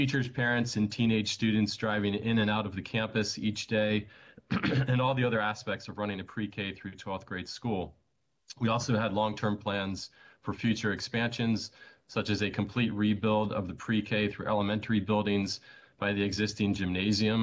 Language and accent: English; Potomac, Maryland, United States; I grew up in Potomac